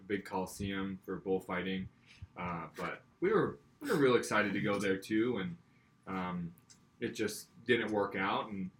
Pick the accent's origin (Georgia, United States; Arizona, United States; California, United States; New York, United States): Arizona, United States; I'm obviously from Arizona